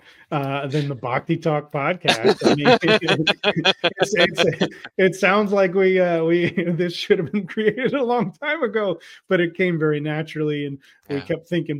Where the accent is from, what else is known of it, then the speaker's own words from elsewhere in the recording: United States; I, as an American